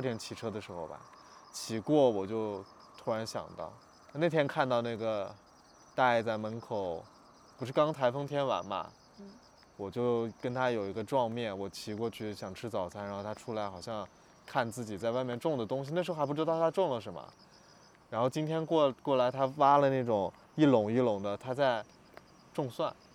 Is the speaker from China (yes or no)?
yes; Lanzhou, Gansu, China; moved away; 我在兰州出生长大